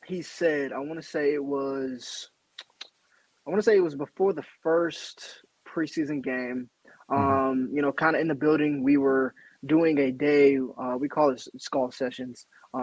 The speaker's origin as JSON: {"language": "English", "region": "Ohio", "country": "United States", "tie": "born or raised there", "moved": "as an adult", "lives_now": "Chicago, United States", "said": "growing up in Ohio"}